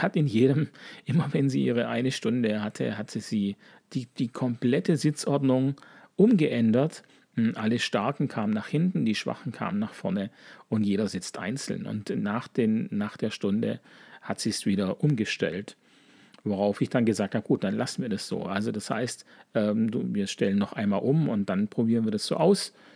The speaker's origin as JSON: {"language": "German", "town": "Sigmaringen", "region": "Baden-Württemberg", "country": "Germany", "accent": "leichter Dialekt (Baden-Württemberg)", "said": "Sigmaringen, wo ich herkomme"}